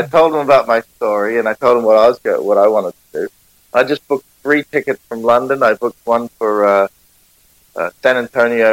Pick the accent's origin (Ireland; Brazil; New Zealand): New Zealand; Auckland; accent: Kiwi; I'm a musician from Auckland, New Zealand